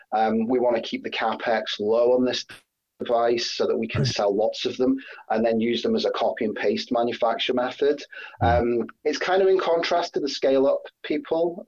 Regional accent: Scotland, United Kingdom; now in Sheffield, United Kingdom; I'm Scottish originally

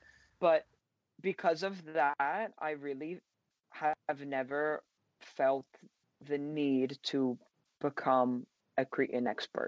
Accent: Mani, Peloponnese, Greece; And I come from Mani, like the portion of Mani that's in Lakonia.

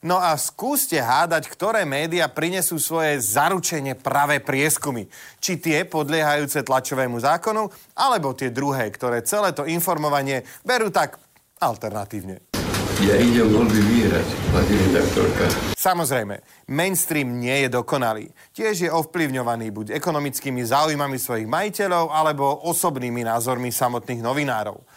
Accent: Košice, Košice Region, Slovakia; jeho brat bol môjim spolužiakom na gymnáziu v Košiciach

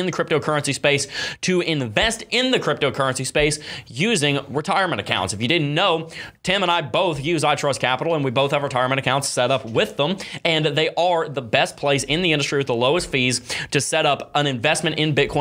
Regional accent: Florida, United States; I'm from Florida

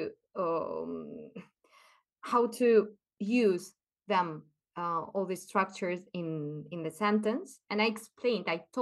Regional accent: Ukraine; first language Russian and Ukrainian; English is a second language; moved away as an adult; now in Spain; I consider myself half Ukrainian, half Spanish now.

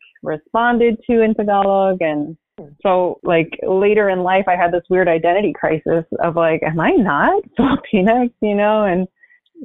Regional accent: San Gabriel Valley, California, United States; I grew up in the San Gabriel Valley

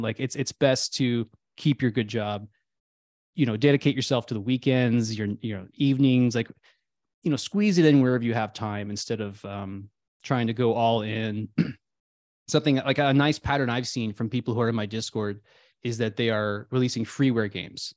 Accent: Midwest, United States; I grew up in the Midwest

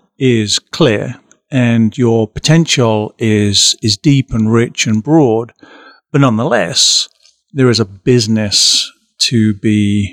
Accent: Canterbury, South East England, United Kingdom; moved away as an adult; also born or lived in London; now in Nebraska, United States; So I was born and raised in Canterbury in the southeast of England, and then most of my professional life was in London.

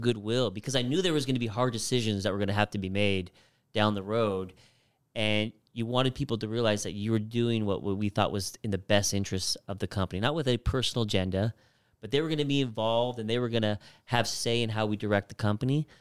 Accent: Phoenix, Arizona, United States; I was born and raised in Phoenix, Arizona

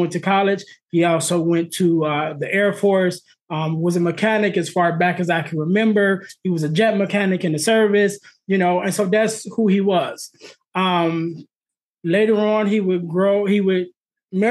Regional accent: Illinois, United States; also born or lived in Arizona; We're in Illinois, and they decided to move from Illinois to Arizona. And we moved from Illinois to Arizona.

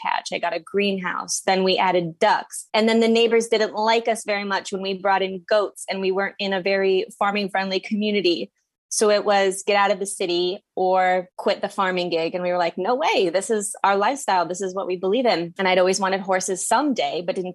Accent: Midwest, United States; moved away as an adult; also born or lived in central New Jersey; now in New Jersey, United States; I currently live on a 6-acre farm in central New Jersey, and I'm from the Midwest

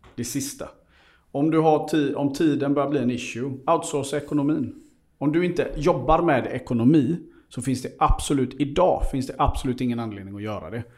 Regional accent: Seychelles; now in Sweden; jag är ju född i Seychellerna och är där väldigt mycket

